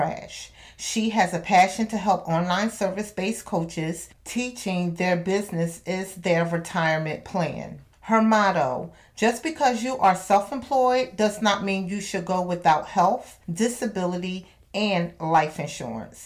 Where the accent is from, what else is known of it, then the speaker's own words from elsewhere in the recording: Camden, New Jersey, United States; I'm from Camden